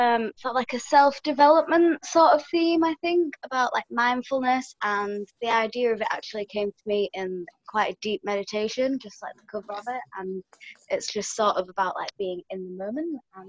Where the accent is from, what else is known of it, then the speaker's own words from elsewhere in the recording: England, United Kingdom; I'm from England, the UK.